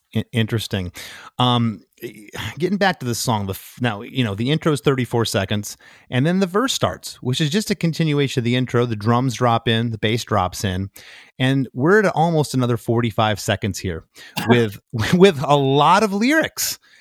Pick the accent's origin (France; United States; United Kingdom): United States; Detroit, Michigan; I'm from Detroit